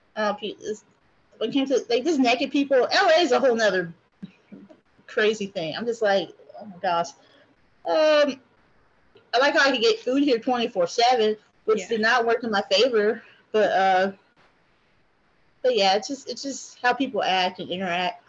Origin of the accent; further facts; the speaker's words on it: Japan; also born or lived in Hawaii, United States; now in United States; I grew up in Japan. I went to school there